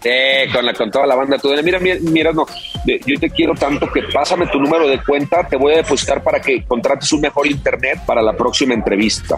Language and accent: Spanish; León, Guanajuato, Mexico; Yo soy de León, empecé como profesional en León, Guanajuato